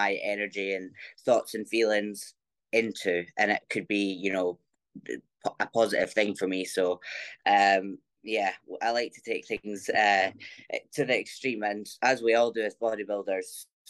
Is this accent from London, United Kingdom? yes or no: no; near Dundee and Aberdeen, Scotland, United Kingdom; I am from Scotland, kind of beside like Dundee, Aberdeen, up that way